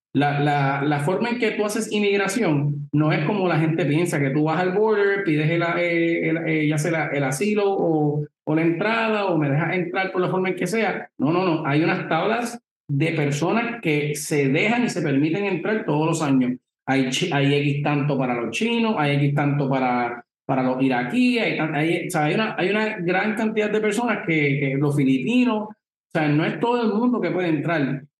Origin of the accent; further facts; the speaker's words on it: Puerto Rico; nosotros como puertorriqueños